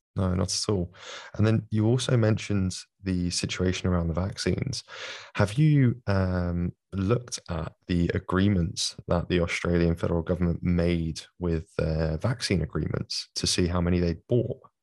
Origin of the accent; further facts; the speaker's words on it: London, United Kingdom; accent: London; as you can probably hear from my accent, from London